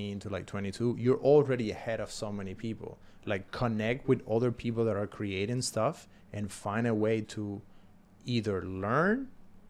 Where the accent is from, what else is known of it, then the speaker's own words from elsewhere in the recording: Cuba; English is a second language; moved away; I came from Cuba